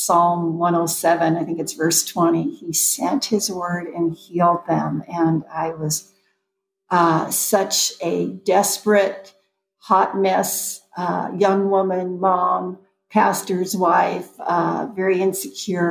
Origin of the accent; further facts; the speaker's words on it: Southern California, United States; I am a Southern California girl through and through.